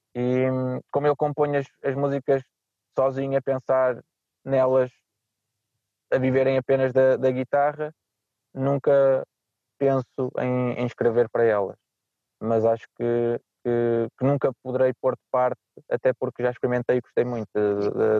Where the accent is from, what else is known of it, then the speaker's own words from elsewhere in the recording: Nazaré, Leiria District, Portugal; moved away as an adult; now in Porto, Portugal; eu sou da Nazaré, minha mãe é lisboeta